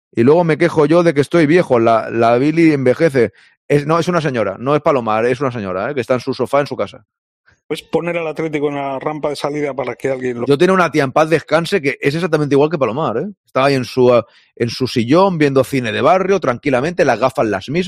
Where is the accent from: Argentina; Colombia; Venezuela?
Venezuela; moved away as an adult; now in Miami, United States; Yo soy de Venezuela y tengo casi seis años en Miami, en Venezuela, con DirecTV, compraba el paquete de la liga y veía los partidos.